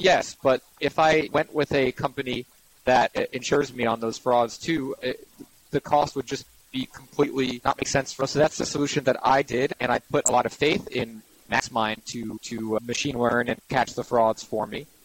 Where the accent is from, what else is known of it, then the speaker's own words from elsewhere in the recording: New York City, New York, United States; I'm born and raised in Manhattan